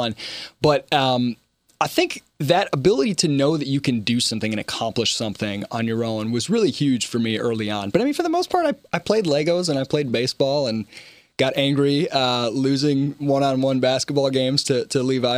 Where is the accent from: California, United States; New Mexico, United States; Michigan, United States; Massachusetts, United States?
Michigan, United States; now in Charleston, United States; growing up in Michigan